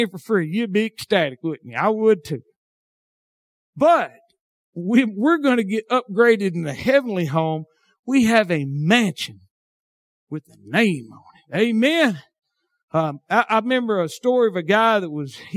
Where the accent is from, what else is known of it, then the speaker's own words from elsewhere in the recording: Southern United States, United States; accent: hillbilly; southern drawl; my hillbilly accent